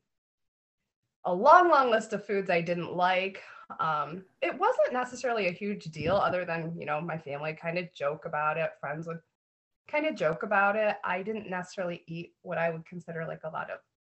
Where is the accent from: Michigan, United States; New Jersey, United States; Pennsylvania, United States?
Michigan, United States; Spring Lake; I was raised in Spring Lake, Michigan